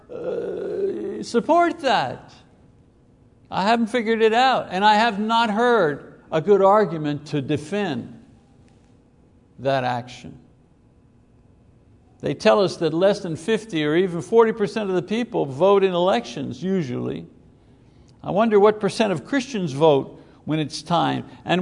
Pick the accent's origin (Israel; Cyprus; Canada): Canada; Quebec; moved away; We come from Quebec